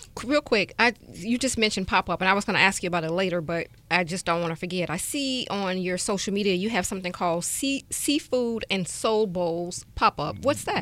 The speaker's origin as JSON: {"language": "English", "town": "Chicago", "region": "Illinois", "country": "United States", "moved": "yes", "said": "I'm from Chicago"}